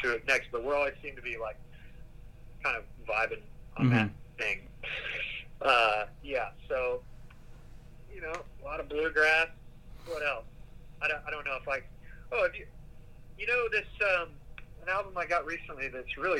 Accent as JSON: {"language": "English", "region": "Tennessee", "country": "United States", "said": "I'm from Tennessee, so it's just part of the thing that you hear bluegrass all the time"}